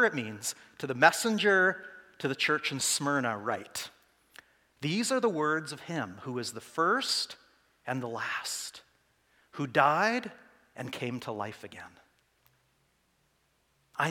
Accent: Saskatoon, Saskatchewan, Canada; I'm from Saskatoon

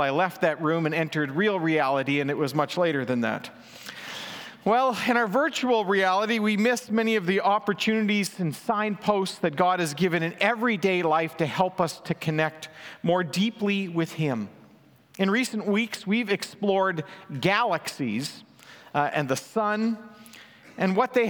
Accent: Manitoba, Canada; now in British Columbia, Canada; the prairies where I grew up in Manitoba.

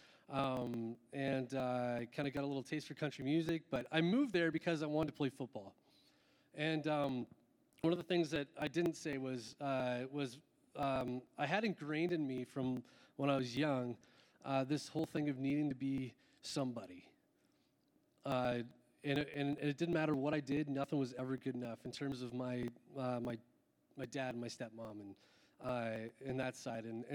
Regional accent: Ontario, Canada; moved away; I'm originally from Ontario

